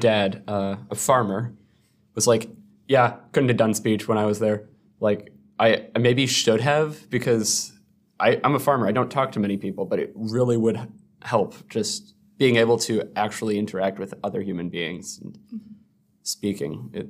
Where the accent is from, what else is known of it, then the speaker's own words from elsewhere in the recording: Minnesota, United States; Yeah, we're from Southern Minnesota. There aren't too many different perspectives.